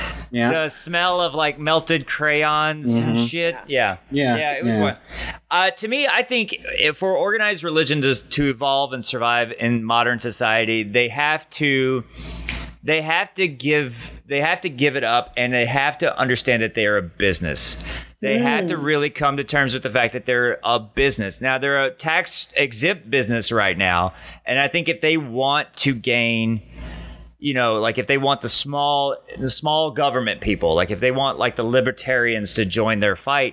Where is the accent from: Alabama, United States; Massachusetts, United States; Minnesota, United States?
Alabama, United States; Muscle Shoals; I grew up in Muscle Shoals